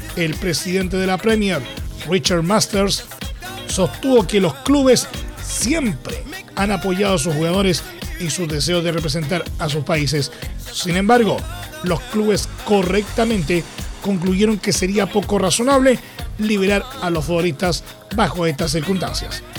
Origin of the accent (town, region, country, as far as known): Chile